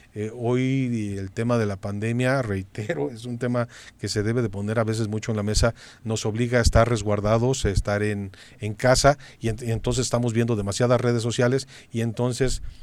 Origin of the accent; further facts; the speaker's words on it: Cuernavaca, Morelos, Mexico; somos de Cuernavaca